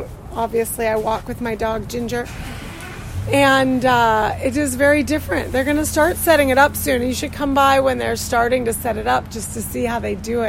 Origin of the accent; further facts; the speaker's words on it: Arizona, United States; now in Brooklyn, United States; I'm from Arizona.